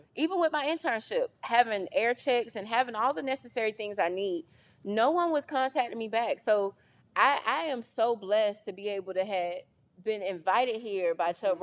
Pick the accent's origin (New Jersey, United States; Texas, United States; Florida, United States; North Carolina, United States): North Carolina, United States; Jackson; I grew up in Jackson, North Carolina